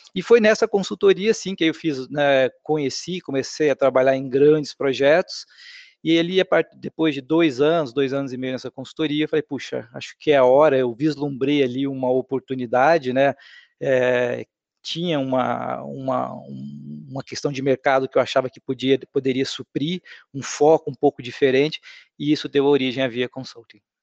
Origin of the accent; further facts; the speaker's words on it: Rondônia, Brazil; also born or lived in Paraná; eu nasci no Paraná e meus pais, acompanhando aquela onda migratória, foram para Rondônia ali em 1978